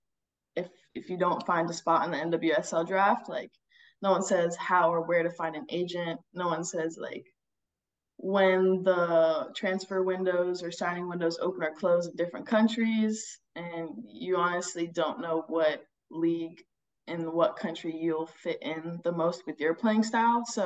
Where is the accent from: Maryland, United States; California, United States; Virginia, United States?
Virginia, United States; Northern; moved away as an adult; also born or lived in North Carolina; now in Hjørring, Denmark; I grew up in Northern Virginia playing football since I was like 5.